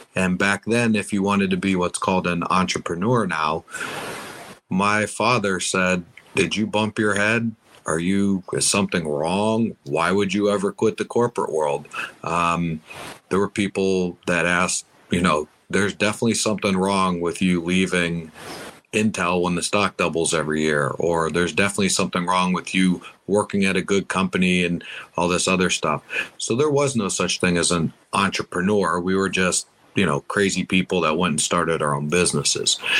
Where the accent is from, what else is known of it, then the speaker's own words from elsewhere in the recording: United States; I am from the States. I've been doing a lot of stuff in the States